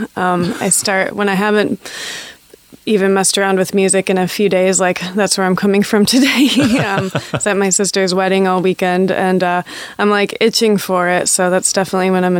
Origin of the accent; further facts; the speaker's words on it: Grand Rapids, Michigan, United States; I grew up in Grand Rapids, Michigan, which is pretty conservative